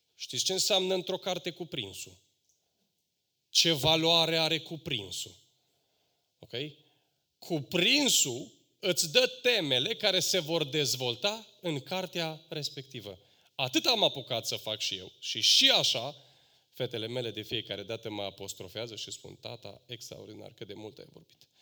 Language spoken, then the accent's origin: Romanian; Romania; noi ca români